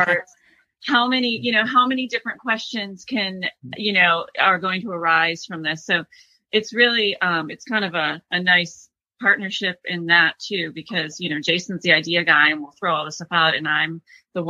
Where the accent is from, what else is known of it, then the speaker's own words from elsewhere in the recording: Michigan, United States; moved away; I grew up in Michigan